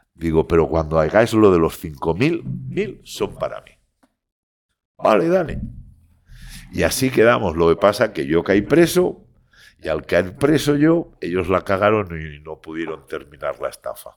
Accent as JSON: {"language": "Spanish", "town": "Barcelona", "region": "Catalonia", "country": "Spain", "said": "soy barcelonés como una cosa mala, pero todos mis estudios, yo pienso en castellano, aparte de que mi padre sea de Burgos y mi madre de Madrid"}